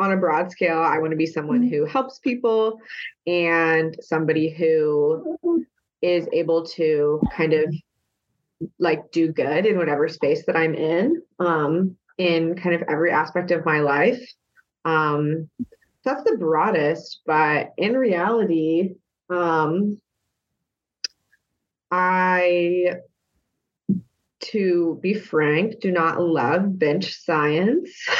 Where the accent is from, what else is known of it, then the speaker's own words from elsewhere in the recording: the South, United States; moved away; I'm from a very small rural town in the South.